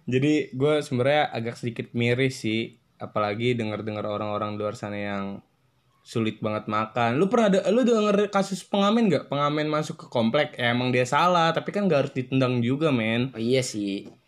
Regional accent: Depok, West Java, Indonesia; dari mana gue berasal dari Depok kota tercinta, kota begal, kota belimbing

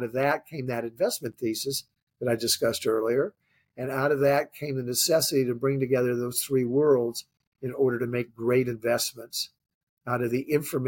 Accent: Coronado, California, United States; moved away; also born or lived in Los Angeles, California / Washington DC; So I grew up in Coronado, California.

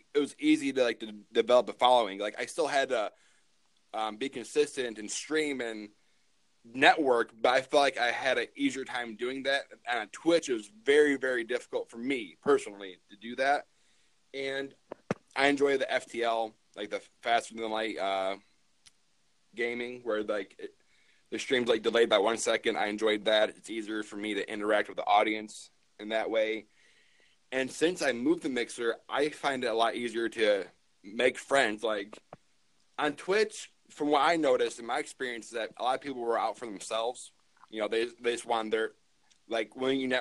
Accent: Michigan, United States; I am from Michigan, born and raised.

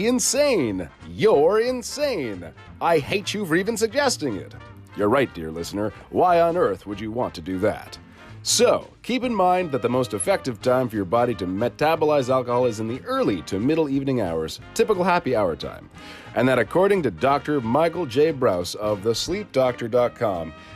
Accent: Canada; I'm Canadian.

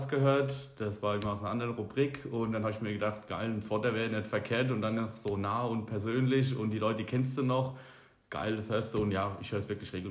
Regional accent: Niedernberg, Bavaria, Germany; ich komme halt nicht aus Trennfurt ursprünglich.

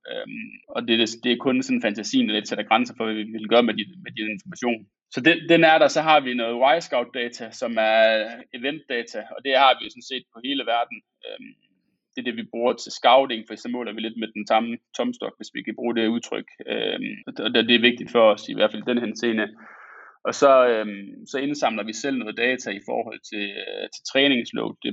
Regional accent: Aalborg, North Denmark Region, Denmark; nu kommer jeg fra Aalborg

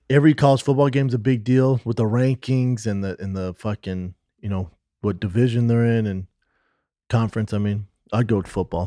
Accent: United States; we're American

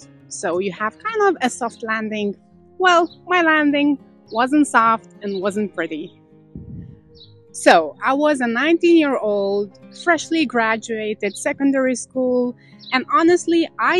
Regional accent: Lithuania; English is a second language; moved away as an adult; also born or lived in London, United Kingdom; now in United Arab Emirates; I learned English at school in my home country, Lithuania.

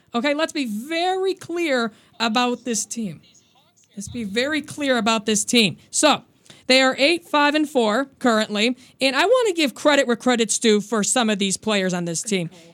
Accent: Chicago, Illinois, United States; I am from Chicago

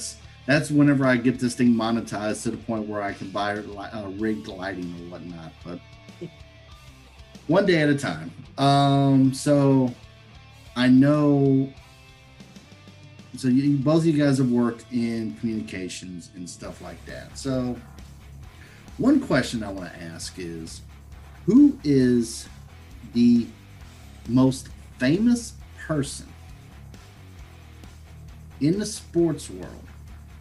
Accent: Burlington, North Carolina, United States; I grew up outside of Burlington, North Carolina

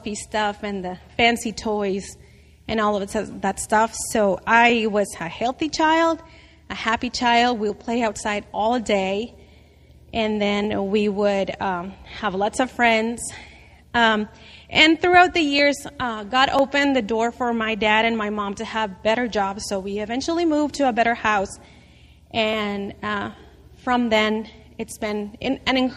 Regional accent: Mexico; moved away; I grew up in Mexico in a very, very poor family

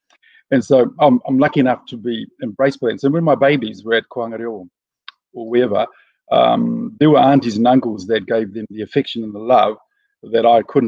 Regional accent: Gisborne, New Zealand; So when my kids were growing up, even though I'm from Ngāti Porou, and we that's the greatest tribe in New Zealand, of course.

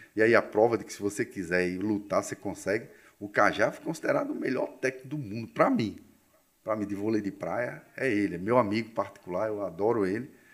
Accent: Cabedelo, Paraíba, Brazil; also born or lived in João Pessoa; Mas eu só fiz nascer aqui. Aqui foi o, o, local da minha chegada, né, como diz a história. Meus pais eram do, de Rapaz, eu não, não lembro nem onde era Sarapó, que era um distrito de Teixeira, não era nem um... Então eles vieram de lá, né, almejando melhores momentos na vida deles e migraram para Cabedelo. Então eu passei minha adolescência toda lá em Cabedelo

